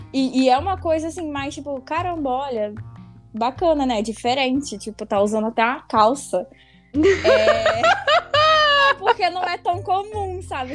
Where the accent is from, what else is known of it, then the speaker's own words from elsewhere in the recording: Brazil; eu sou brasileira